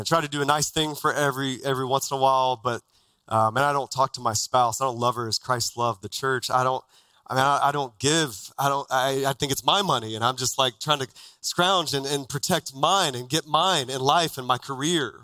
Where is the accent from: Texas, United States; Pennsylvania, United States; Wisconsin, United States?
Texas, United States; now in Phoenix, United States; as a kid growing up in Texas